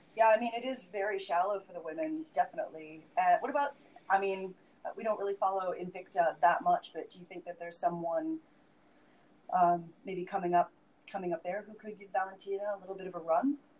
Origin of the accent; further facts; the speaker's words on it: Vancouver, British Columbia, Canada; my hometown of Vancouver